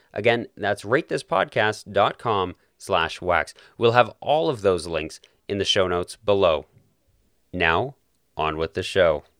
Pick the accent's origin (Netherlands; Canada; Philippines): Canada; Calgary, Alberta; my hometown of Calgary